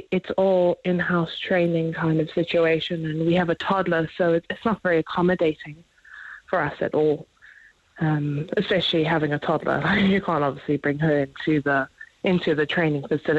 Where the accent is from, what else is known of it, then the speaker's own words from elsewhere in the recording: South Africa; now in Ireland; we're a couple, we came from South Africa, we've always kind of wanted to join the Garda